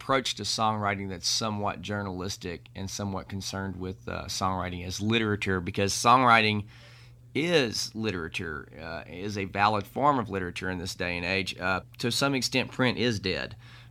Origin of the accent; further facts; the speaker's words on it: Southwest, United States; also born or lived in the South; I'm from the South and grew up in the Southwest.